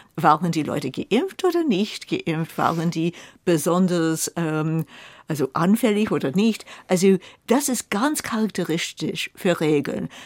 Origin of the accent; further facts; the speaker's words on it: United States; now in Germany; ich als Amerikanerin